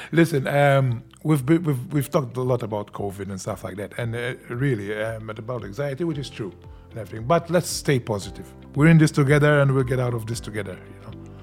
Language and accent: English; Senglea, Malta; We came from Sanglia, from the south, and we were always, we had, we had this stigma about us as well